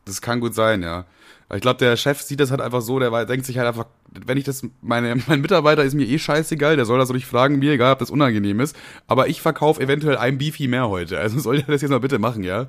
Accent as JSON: {"language": "German", "region": "Bavaria", "country": "Germany", "moved": "yes", "said": "ursprünglich aus Bayern"}